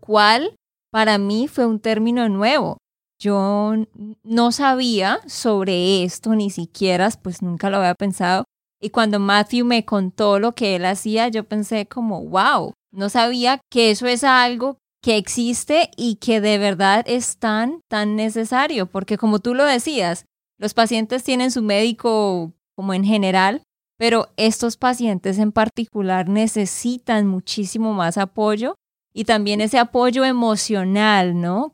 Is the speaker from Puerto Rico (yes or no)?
no; Santander, Colombia; de Santander, Colombia